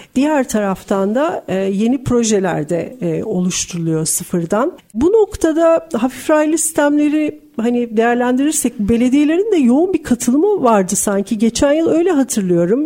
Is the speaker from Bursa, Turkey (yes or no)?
no; Istanbul, Turkey; ben de bir İstanbullu olarak